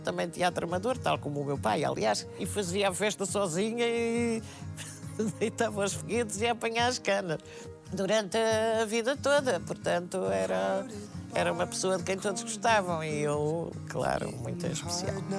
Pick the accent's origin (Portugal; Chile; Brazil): Portugal; eu sou portuguesa